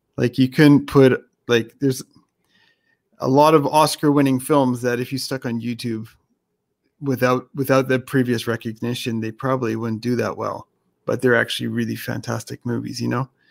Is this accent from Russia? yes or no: no; Canada; I was born in Canada